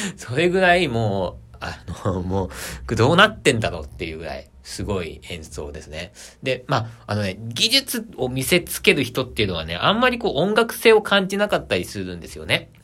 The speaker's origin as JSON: {"language": "Japanese", "region": "Aichi", "country": "Japan", "tie": "born or raised there", "also_born_or_lived": "Tokyo", "said": "地元の 愛知県に戻ってきまして"}